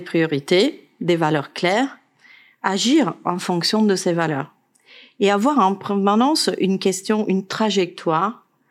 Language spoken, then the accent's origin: French; Italy; now in France; Je suis italienne